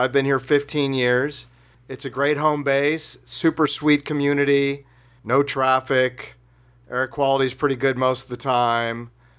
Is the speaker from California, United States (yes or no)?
yes; San Fernando Valley, California, United States; Total Valley dude.